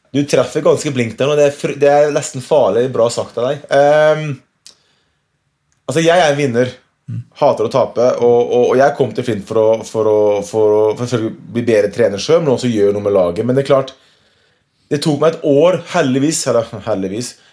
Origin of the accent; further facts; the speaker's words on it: Norway; hjemme i Norge